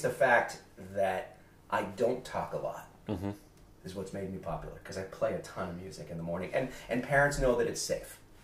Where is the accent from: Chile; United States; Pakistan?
United States; Massachusetts; moved away as an adult; now in New Hampshire, United States; I'm from Massachusetts, and I chose to move here